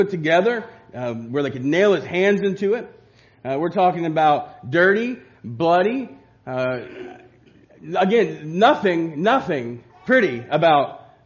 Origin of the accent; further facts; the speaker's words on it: Covington, United States; growing up in Covington